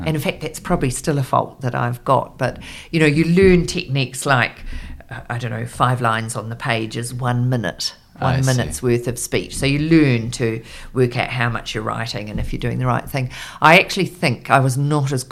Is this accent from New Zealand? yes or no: yes; New Zealand; also born or lived in London; I was a speechwriter and I was from New Zealand